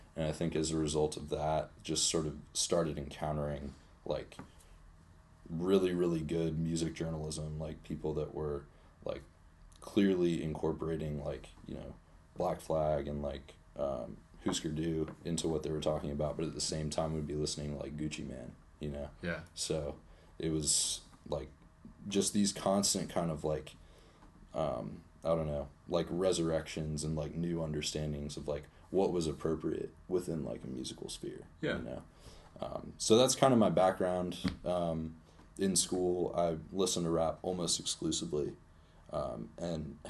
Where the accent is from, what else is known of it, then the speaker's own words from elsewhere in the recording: Charlottesville, Virginia, United States; I'm from Charlottesville. I've been here all my life.